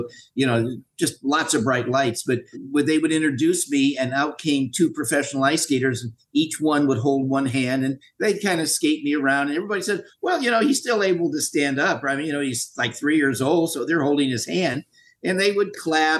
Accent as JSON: {"language": "English", "town": "Los Angeles", "region": "California", "country": "United States", "tie": "born or raised there", "said": "I was born in Los Angeles, Queen of Angels Hospital, sixth floor."}